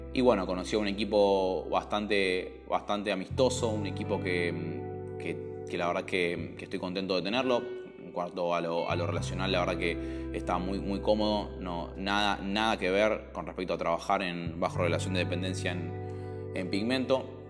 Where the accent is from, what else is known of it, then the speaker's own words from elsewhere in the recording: Buenos Aires, Argentina; also born or lived in Recoleta, Buenos Aires; me crié toda mi vida en el barrio de Montserrat